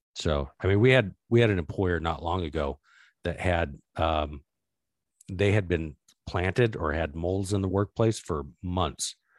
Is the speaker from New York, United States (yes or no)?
no; Arizona, United States; I grew up in Arizona